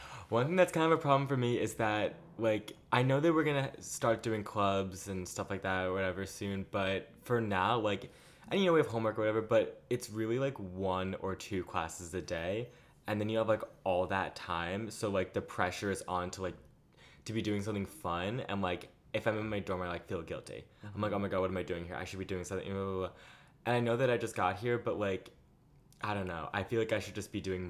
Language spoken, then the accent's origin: English; Long Island, New York, United States; now in New York City, United States; I'm from Long Island, New York.